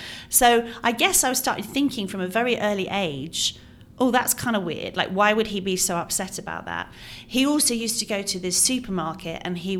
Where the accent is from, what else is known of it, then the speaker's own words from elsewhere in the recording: England, United Kingdom; also born or lived in Ireland; I grew up in England and Ireland. I moved around a lot, went to 15 schools.